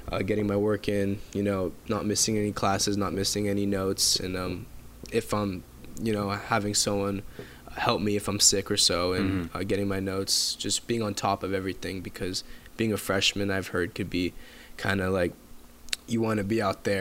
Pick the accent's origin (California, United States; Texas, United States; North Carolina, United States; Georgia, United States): California, United States; Calabasas; also born or lived in Agoura Hills; I grew up in Calabasas. I was born there. I moved right before middle school to Agoura Hills